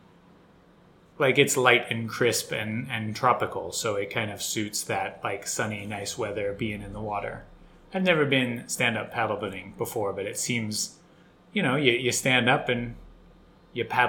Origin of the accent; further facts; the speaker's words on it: United States; now in Tokyo, Japan; As an American